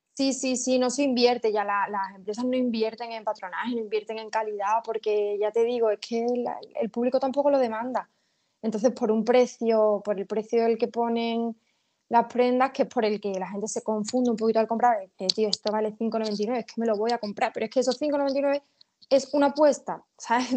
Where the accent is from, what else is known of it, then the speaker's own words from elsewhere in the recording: Seville, Andalusia, Spain; yo soy de Sevilla